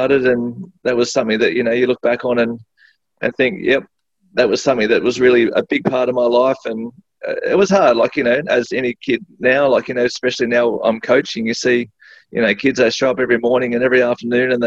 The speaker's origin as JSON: {"language": "English", "town": "Sydney", "region": "New South Wales", "country": "Australia", "tie": "born or raised there", "also_born_or_lived": "Hurstville", "said": "I grew up in Sutherland, so just a suburb called Bonnet Bay."}